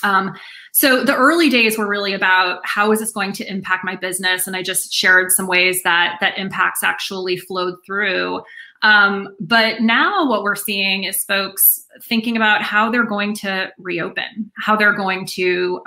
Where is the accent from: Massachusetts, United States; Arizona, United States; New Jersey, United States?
Massachusetts, United States; Boston; I'm from the Boston area